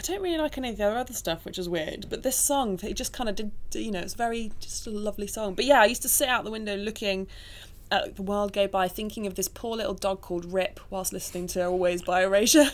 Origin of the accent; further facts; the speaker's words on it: Nottingham, East Midlands, United Kingdom; I was born in Nottingham to two wonderful parents.